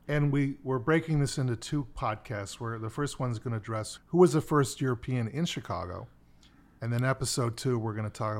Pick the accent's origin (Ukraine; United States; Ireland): Ireland; We're both Irish guys who grandmothers gave them tea.